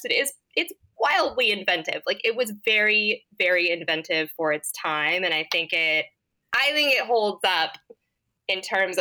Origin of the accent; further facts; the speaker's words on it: Yorba Linda, California, United States; I'm from Melinda